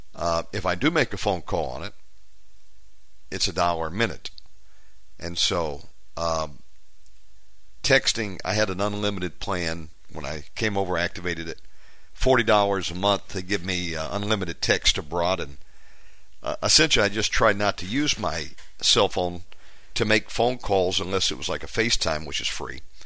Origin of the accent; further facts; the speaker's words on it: United States; moved away; I'm an American. I just live abroad